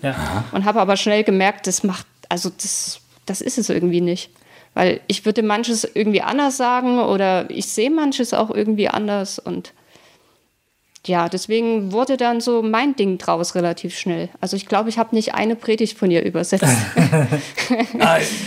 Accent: Dresden, Saxony, Germany; also born or lived in Leipzig / Mannheim; now in Berlin, Germany; ursprünglich komme ich aus Dresden

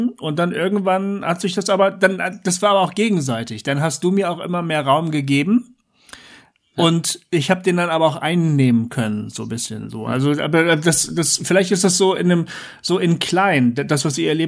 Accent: Bremen, Germany; Äh, ich komme ja auch aus dem Norden, du kommst aus Oldenburg, ich komme aus Bremen.

